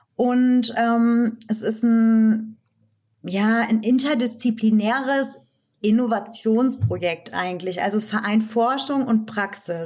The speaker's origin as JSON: {"language": "German", "area": "Rhön, near Fulda", "region": "Hesse", "country": "Germany", "tie": "born or raised there", "also_born_or_lived": "Marburg / Frankfurt", "moved": "as an adult", "said": "Ich bin in der Rhön geboren tatsächlich, also im ländlichen Raum um Fulda ja. und bin auch dort aufgewachsen"}